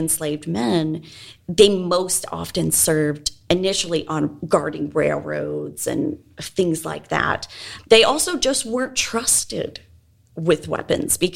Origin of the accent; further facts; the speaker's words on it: the North, United States; now in Nashville, United States; I'm from the North too